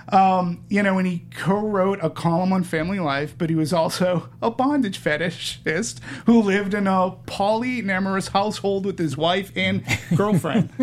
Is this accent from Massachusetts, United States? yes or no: yes; Peabody, Massachusetts, United States; I grew up in Peabody